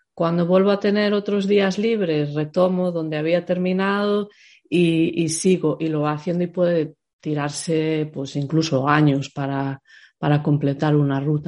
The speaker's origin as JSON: {"language": "Spanish", "town": "Pontevedra", "region": "Galicia", "country": "Spain", "also_born_or_lived": "Santiago de Compostela / Ireland", "moved": "as an adult", "said": "yo soy de Pontevedra"}